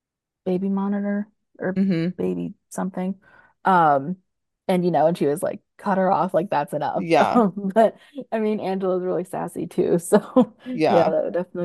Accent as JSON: {"language": "English", "town": "Chicago", "region": "Illinois", "country": "United States", "said": "so many trust issues because I'm from Chicago."}